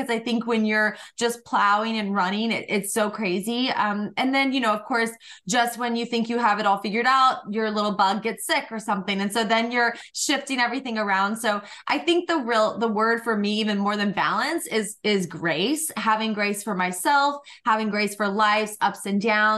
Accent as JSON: {"language": "English", "region": "Georgia", "country": "United States", "tie": "born or raised there", "said": "I grew up in Georgia, really humble beginnings"}